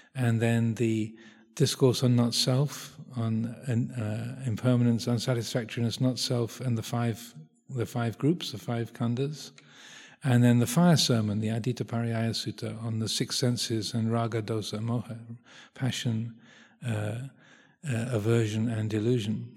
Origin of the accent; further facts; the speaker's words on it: South East England, United Kingdom; I grew up in Southeast England